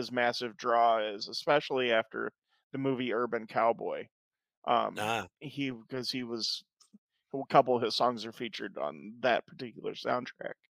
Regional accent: Southern Illinois, United States; also born or lived in Springfield, Missouri; growing up in Southern Illinois

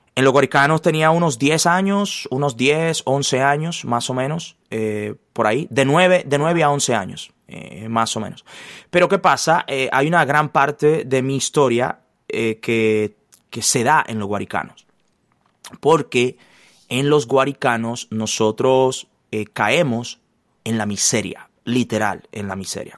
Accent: Santo Domingo, Distrito Nacional, Dominican Republic; also born or lived in La Romana, Dominican Republic; mi padre fue trasladado a la ciudad capital

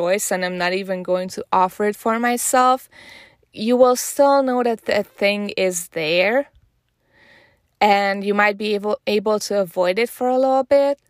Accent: Hungary; moved away; I'm originally from Hungary

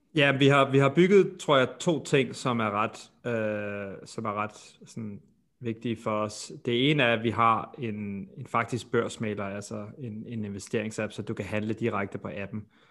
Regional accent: Denmark; now in United States

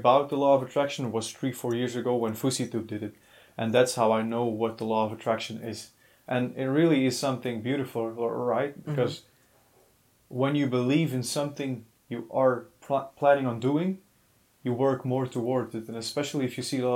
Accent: Belgium; we are from Belgium

